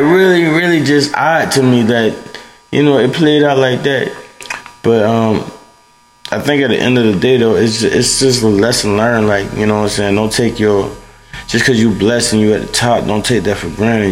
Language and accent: English; New Orleans, Louisiana, United States; I'm from New Orleans, and I was raised in a household